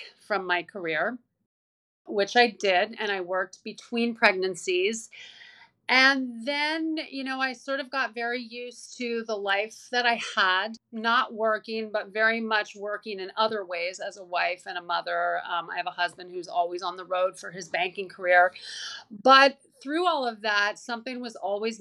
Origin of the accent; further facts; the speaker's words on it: Canada; moved away as an adult; also born or lived in Toronto; now in New York City, United States; I live in New York City now, but I'm originally from Canada